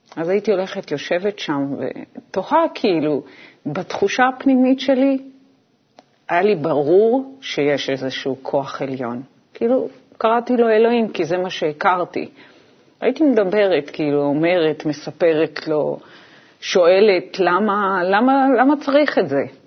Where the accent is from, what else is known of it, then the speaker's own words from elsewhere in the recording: Israel; אנחנו בעצם היינו הילדים הראשונים במושב שיצאו ללמוד בבית ספר חילוני